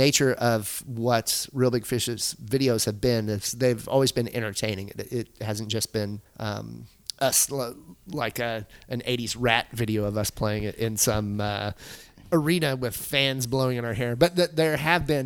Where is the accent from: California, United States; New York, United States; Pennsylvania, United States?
California, United States; Anaheim; I grew up in Anaheim, so I'm part of that Orange County area, that scene.